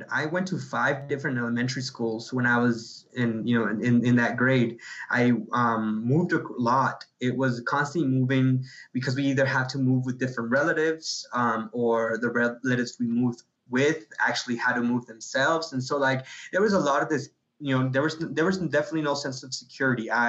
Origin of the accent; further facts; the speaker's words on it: Guadalajara, Jalisco, Mexico; now in United States; Yeah, um, I was born in Guadalajara, Guadalajara, Mexico. Um, younger brother and I both my mom was born in Guadalajara we're all from Guadalajara we're Halicien-